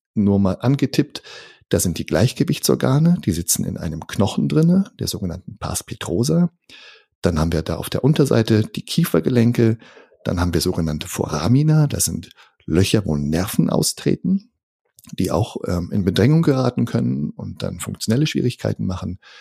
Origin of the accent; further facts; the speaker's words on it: Northern Germany, Germany; moved away as an adult; also born or lived in near Karlsruhe, Germany; now in Karlsruhe area, Germany; Ich komme aus dem Norden von Deutschland, fühle mich tatsächlich auch dem Norden nach wie vor sehr verbunden, aber wohne jetzt hier mit meiner Familie ganz im Süden von Deutschland